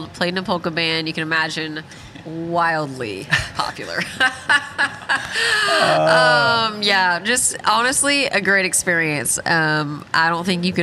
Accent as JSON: {"language": "English", "region": "Texas", "country": "United States", "tie": "born or raised there", "also_born_or_lived": "Nashville", "moved": "as an adult", "said": "What I grew up doing in Texas"}